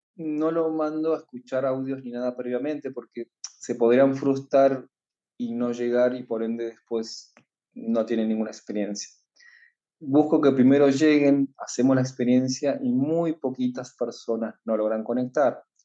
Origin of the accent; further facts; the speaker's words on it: Argentina; Yo soy de Argentina